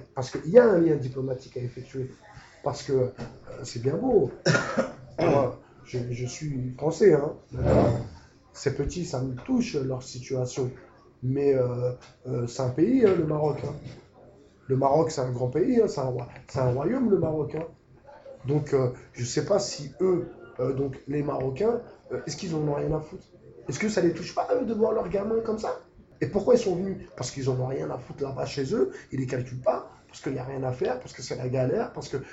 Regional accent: France; nous en tant que Français

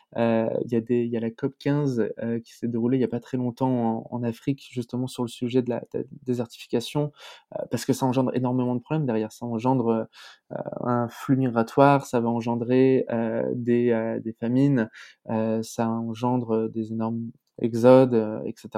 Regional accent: France; en tant que Français

